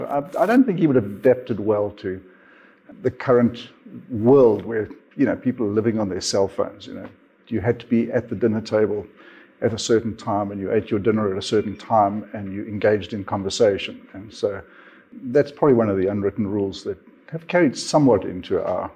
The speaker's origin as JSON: {"language": "English", "country": "Zambia", "tie": "born there", "also_born_or_lived": "Namibia / South Africa", "said": "I was born in Zambia, Didn't spend a lot of time in Zambia, and then moved down to Namibia, lived in Windhoek for a while, and then landed up in South Africa, in Johannesburg"}